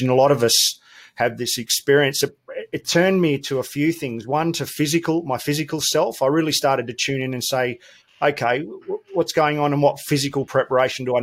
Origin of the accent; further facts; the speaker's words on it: Melbourne, Victoria, Australia; I grew up in Melbourne, proud Victorian